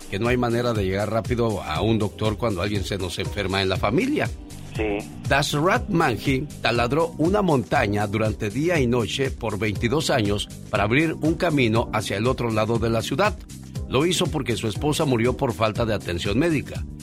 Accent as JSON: {"language": "Spanish", "town": "León", "region": "Guanajuato", "country": "Mexico", "moved": "yes", "said": "porque un día salí de León, Guanajuato, pero León, Guanajuato nunca salió de mí."}